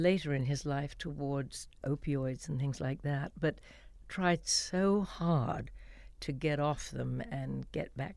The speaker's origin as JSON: {"language": "English", "town": "Walton-on-Thames", "region": "South East England", "country": "United Kingdom", "tie": "born or raised there", "also_born_or_lived": "Los Angeles", "moved": "as an adult", "said": "in my hometown in Walton-on-Thames"}